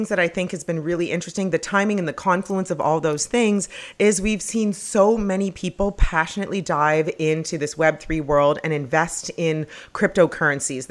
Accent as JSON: {"language": "English", "country": "Canada", "tie": "born or raised there", "moved": "yes", "said": "I grew up in Canada"}